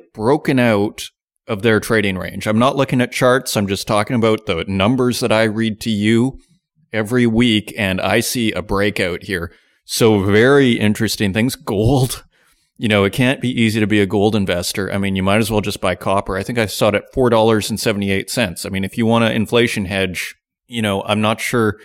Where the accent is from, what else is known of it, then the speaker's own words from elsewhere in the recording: Canada; now in Germany; I'm Canadian, but I live in Germany.